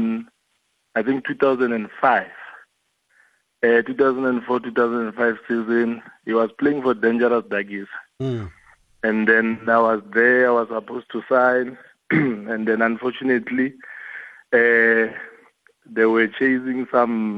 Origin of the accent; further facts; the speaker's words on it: Limpopo, South Africa; moved away; a boy from Limpopo